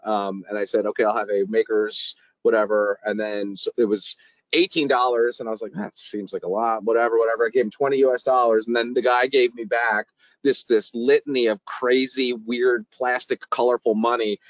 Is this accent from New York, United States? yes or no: yes; New York City, New York, United States; I'm from New York City